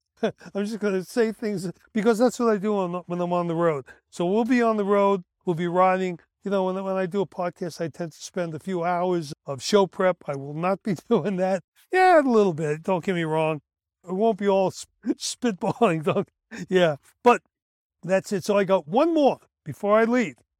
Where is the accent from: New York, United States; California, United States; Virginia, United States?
New York, United States; New York City; The kids I grew up with in Brooklyn